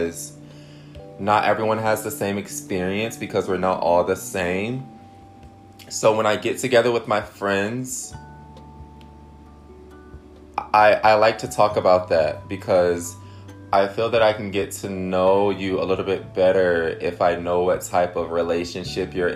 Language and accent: English; Detroit, Michigan, United States; I'm from Detroit.